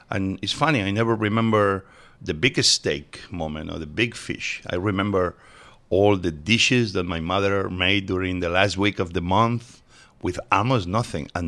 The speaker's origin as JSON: {"language": "English", "town": "Mieres", "region": "Asturias", "country": "Spain", "tie": "born or raised there", "second_language": "English", "moved": "yes", "lives_now": "United States", "said": "I was born in Asturias, uh, mining area, in a tiny town called Mieres, and it's northern Spain. Yep, uh, uh, super green."}